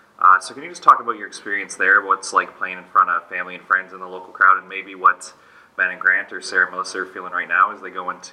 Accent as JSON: {"language": "English", "region": "Ontario", "country": "Canada", "said": "you know, I'm from Ontario"}